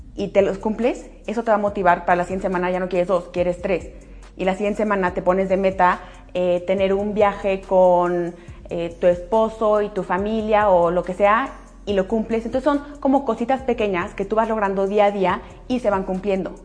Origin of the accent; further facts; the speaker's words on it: Aguascalientes, Mexico; las dos somos de Aguascalientes y de toda la vida del colegio